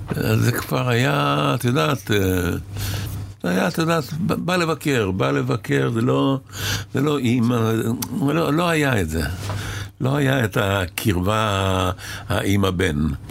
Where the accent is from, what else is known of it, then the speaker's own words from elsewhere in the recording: Israel; also born or lived in Cairo, Egypt; הייתי בשני קיבוצים, כי כשהייתי ילד חוץ בעין הים, עין כרמל